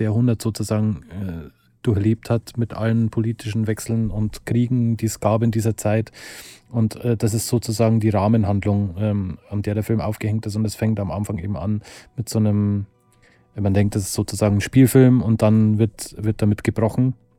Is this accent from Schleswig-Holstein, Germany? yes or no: no; Lower Bavaria, Germany; wir kommen beide aus Niederbayern, also Konstantin und ich